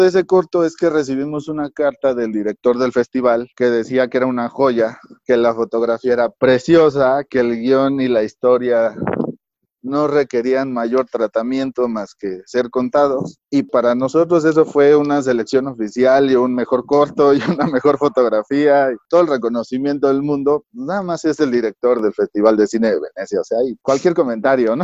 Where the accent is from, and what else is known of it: Mexico